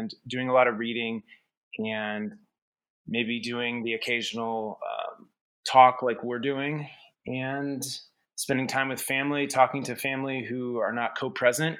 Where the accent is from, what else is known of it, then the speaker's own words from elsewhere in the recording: Topeka, Kansas, United States; moved away as an adult; I am from a family farm in Kansas, just outside of Topeka, still within the city limit, but right at the edge of Tecumseh, Kansas as well